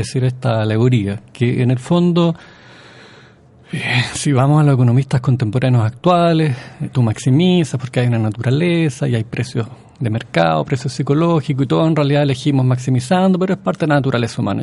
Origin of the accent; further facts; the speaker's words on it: Chile; como chileno